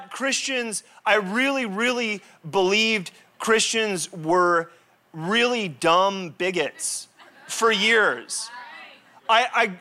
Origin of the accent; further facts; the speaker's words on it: La Jolla, California, United States; I grew up in La Jolla